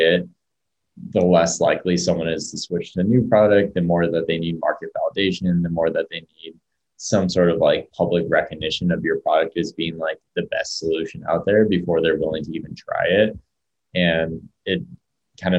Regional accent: Orange County, Southern California, United States; also born or lived in San Francisco; now in Boulder, United States; I'm originally from Southern California, like Orange County area.

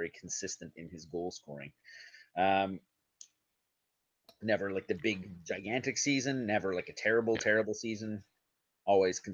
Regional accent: Montreal, Quebec, Canada; I grew up in Montreal

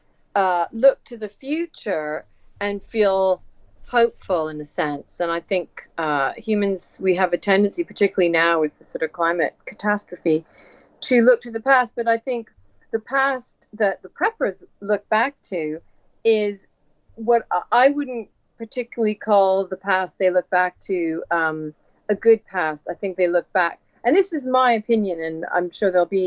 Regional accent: Canada; moved away as an adult; also born or lived in New York / Montana; now in London, United Kingdom; I grew up in Canada and then moved to London, sort of via New York for a while, moved to London when I was about 24.

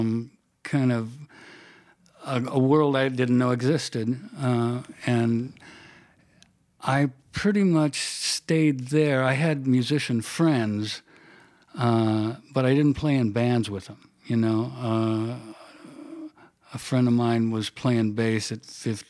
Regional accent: Anaheim, California, United States; I grew up in Orange County

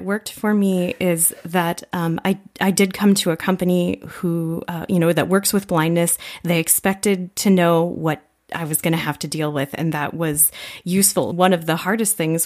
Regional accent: United States; moved away as an adult; now in South Korea; I'm actually from the United States

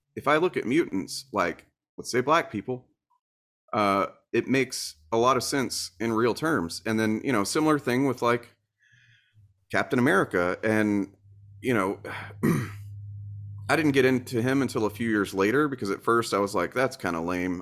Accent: Deep South, United States; I was raised in the Deep South

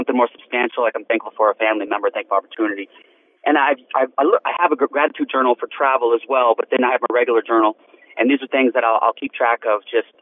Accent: Tonopah, Arizona, United States; My hometown is Tonopah, Arizona

